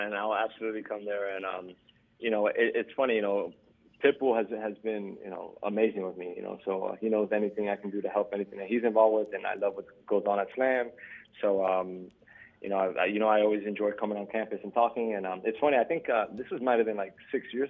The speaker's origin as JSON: {"language": "English", "town": "St. Louis", "region": "Missouri", "country": "United States", "tie": "born or raised there", "said": "But, you know, going back to St. Louis, like I said, I grew up in St. Louis."}